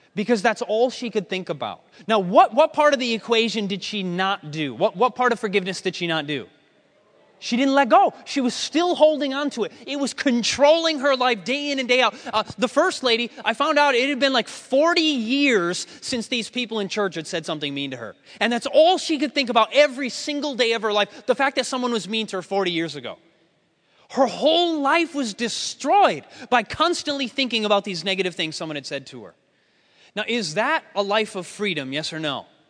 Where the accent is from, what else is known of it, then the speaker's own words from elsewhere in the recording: United States; I'm not from Austria. I'm obviously from the States